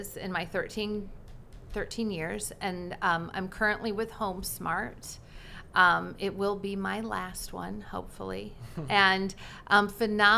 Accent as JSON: {"language": "English", "area": "Wayne County", "region": "Ohio", "country": "United States", "tie": "born or raised there", "said": "I grew up in Wayne County"}